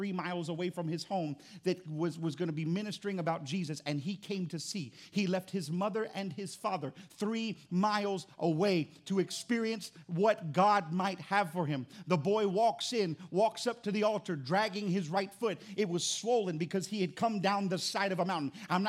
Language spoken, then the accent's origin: English; Florida, United States; now in Louisiana, United States; I grew up in Florida